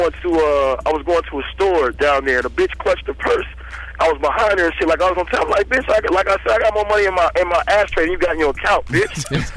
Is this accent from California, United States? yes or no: yes; Buena Park, California, United States; also born or lived in Inglewood; I was born in Inglewood. I went from Inglewood, you know what I'm saying? When my parents got divorced... A nigga went from, damn, I can't remember, we moved so many motherfucking places. We moved from slum to slum out to Buena Park